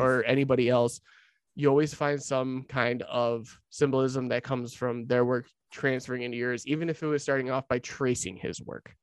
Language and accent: English; Lockport, Illinois, United States; moved away; my old hometown of Lockport, Illinois